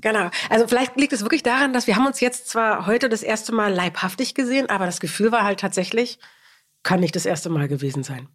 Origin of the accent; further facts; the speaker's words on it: Berlin, Germany; moved away as an adult; now in Hamburg, Germany; ich bin Berliner